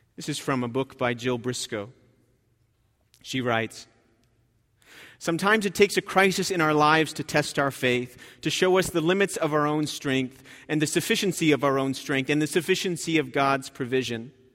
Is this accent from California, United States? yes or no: no; New Jersey, United States; I grew up in New Jersey